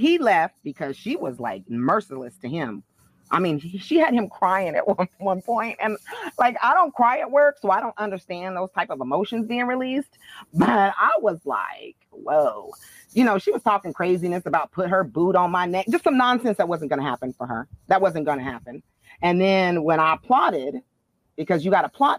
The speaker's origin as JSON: {"language": "English", "region": "California", "country": "United States", "also_born_or_lived": "Arizona", "moved": "as an adult", "lives_now": "Davis, United States", "said": "I had moved back to the state of California because I'm originally from California."}